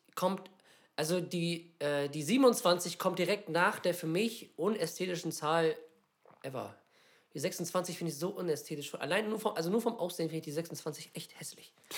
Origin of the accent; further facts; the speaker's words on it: Lübeck, Schleswig-Holstein, Germany; bei uns in Lübeck